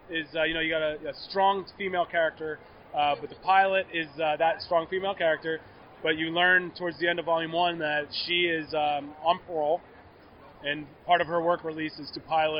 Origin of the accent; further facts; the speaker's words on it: Philadelphia, Pennsylvania, United States; moved away; I'm a Philadelphia guy, born and raised.